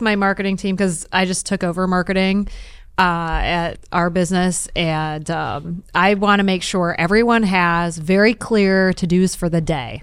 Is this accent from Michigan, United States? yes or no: yes; Detroit, Michigan, United States; I'm from Detroit